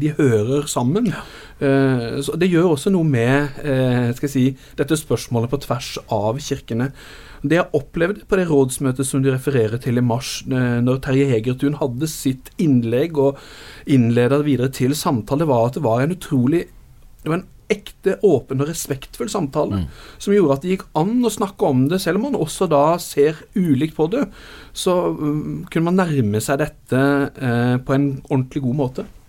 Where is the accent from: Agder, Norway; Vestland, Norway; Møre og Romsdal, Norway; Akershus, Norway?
Agder, Norway; Arendal; ungdomsarbeidet i Arendal, hvor jeg vokste opp